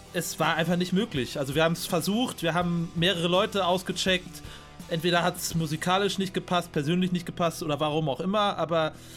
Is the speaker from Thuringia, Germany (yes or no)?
no; Münster, North Rhine-Westphalia, Germany; ich bin gebürtiger Münsteraner